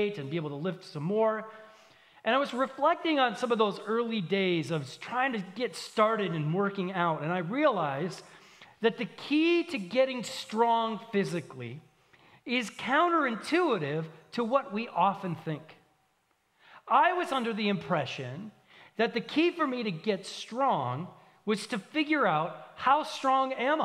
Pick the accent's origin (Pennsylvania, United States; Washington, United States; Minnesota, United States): Minnesota, United States; Minneapolis–Saint Paul; moved away; I'm from the Twin Cities in Minnesota. That's thousands of miles from here